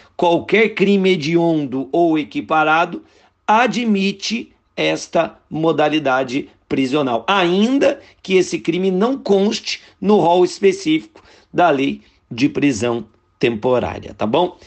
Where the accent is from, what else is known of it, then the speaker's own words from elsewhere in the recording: Guaratinguetá, São Paulo, Brazil; eu sou de Guaratinguetá